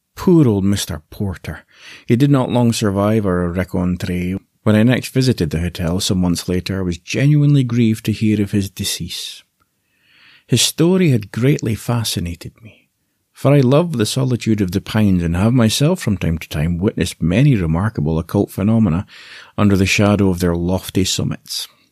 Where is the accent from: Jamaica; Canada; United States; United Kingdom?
United Kingdom; Aberdeen, Scotland; accent: Scottish; I was born in Aberdeen, the northeast of Scotland